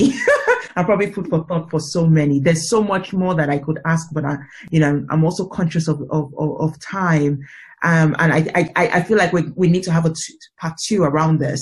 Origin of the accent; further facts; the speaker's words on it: Nigeria; I'm originally African, I'm originally Nigerian